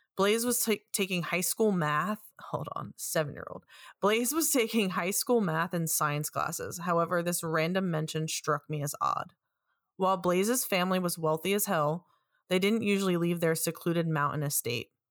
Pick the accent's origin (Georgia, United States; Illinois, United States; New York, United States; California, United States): New York, United States; also born or lived in West Virginia; I'm born and raised in New York.